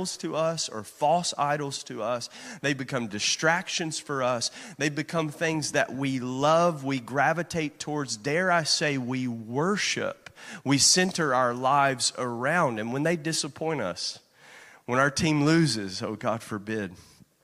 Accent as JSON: {"language": "English", "region": "Kentucky", "country": "United States", "tie": "born or raised there", "moved": "as an adult", "said": "growing up in Kentucky"}